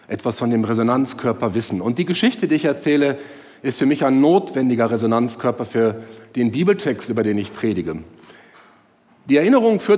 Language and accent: German; Herne, North Rhine-Westphalia, Germany; heute heißt der Rudi Zerne aus Herne, meiner Heimatstadt, der die Sendung moderiert.